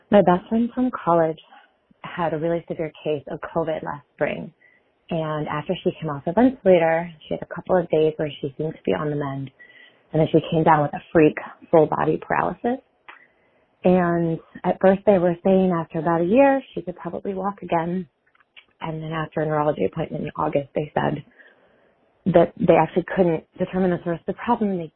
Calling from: San Diego, California, United States; I'm calling from San Diego.

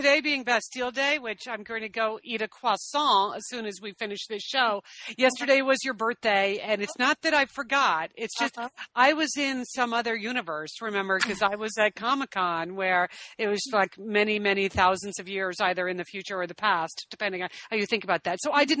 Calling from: Santa Monica, California, United States; So, yeah, back in Santa Monica, though, on a Saturday afternoon, sitting at home.

